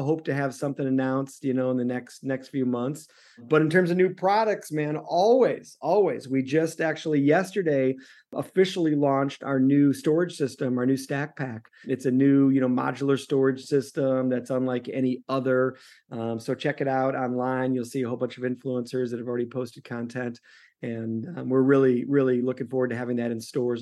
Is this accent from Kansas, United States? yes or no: no; Chicago, Illinois, United States; moved away; also born or lived in the West (US); I'm from Chicago